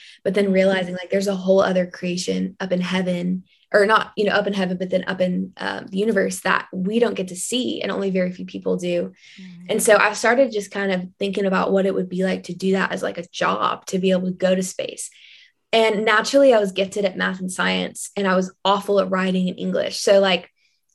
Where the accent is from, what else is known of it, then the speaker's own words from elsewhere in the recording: Kentucky, United States; growing up there